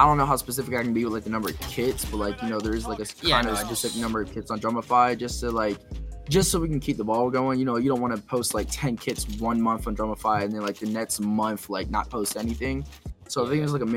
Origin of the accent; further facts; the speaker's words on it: Lakeland, Florida, United States; moved away as an adult; now in Los Angeles, United States; I'm a music producer based out of Lakeland, Florida, but I recently moved to Los Angeles, Hollywood Hills.